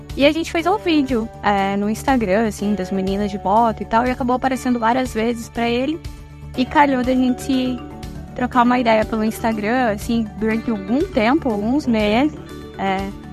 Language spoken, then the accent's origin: Portuguese; Curitiba, Paraná, Brazil; moved away; also born or lived in Parnamirim, Rio Grande do Norte; eu vim de Curitiba, do Paraná.